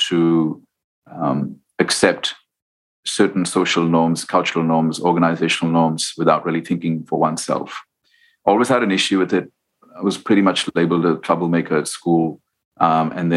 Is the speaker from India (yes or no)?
yes; India; growing up in India